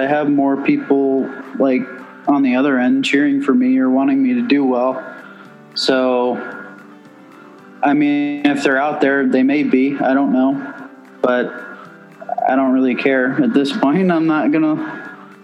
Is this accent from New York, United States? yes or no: yes; outside of New York City, United States; Growing up outside of New York City